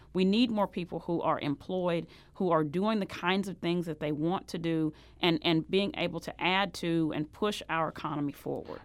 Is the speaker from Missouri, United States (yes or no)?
yes; Sikeston, Missouri, United States; I grew up down in Sykeston, Missouri, uh, which is the boot heel, uh, and I grew up on a farm down there.